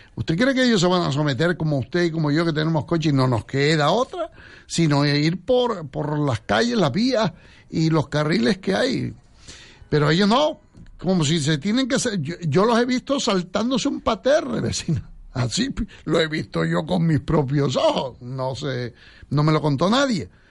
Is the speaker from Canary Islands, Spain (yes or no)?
yes; Santa Brígida, Canary Islands, Spain; en mi pueblo, me acuerdo que la gente, los talayeros ahí en Santa Brígida